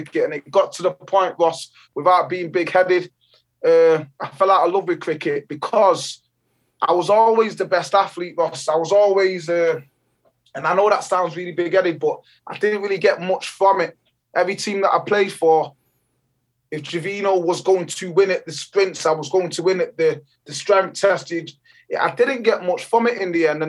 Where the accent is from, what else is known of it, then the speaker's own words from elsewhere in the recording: Jamaica; now in England; I was born in Jamaica. In the beautiful island of Jamaica.